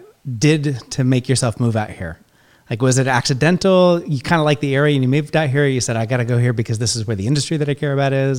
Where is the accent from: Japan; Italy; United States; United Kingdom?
United States; Oregon; now in California, United States; I grew up in Oregon